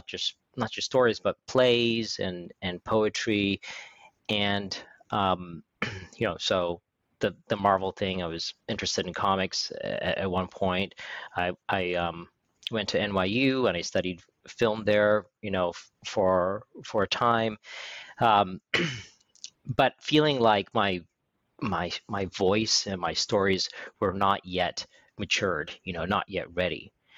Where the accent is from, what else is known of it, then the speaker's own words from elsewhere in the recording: California, United States; born there; I was born in California, the son of an oil engineer, and moved around growing up very, very frequently.